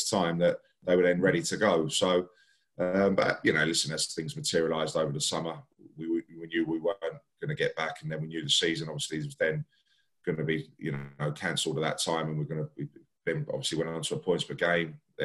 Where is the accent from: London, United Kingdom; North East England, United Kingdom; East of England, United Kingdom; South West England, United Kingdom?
London, United Kingdom; Barnet; I grew up in Barnet, still live here now in Barnet